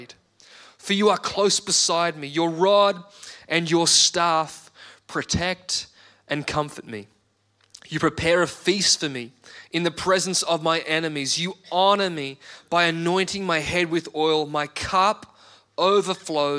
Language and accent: English; Australia; an Australian citizen